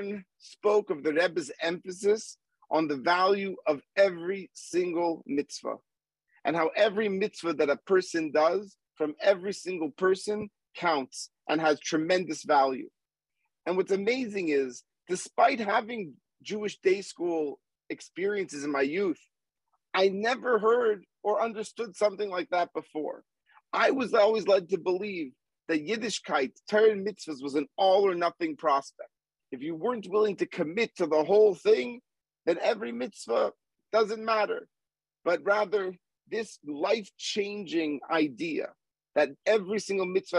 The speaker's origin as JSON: {"language": "English", "town": "Montreal", "region": "Quebec", "country": "Canada", "tie": "born or raised there", "also_born_or_lived": "Manhattan, New York / Boston", "moved": "yes"}